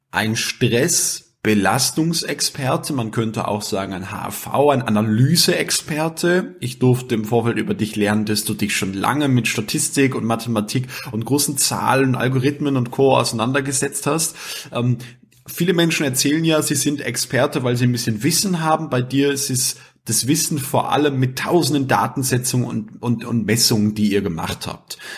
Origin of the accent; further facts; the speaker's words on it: Austria; der Kippfall, wie man bei uns in Österreich sagt.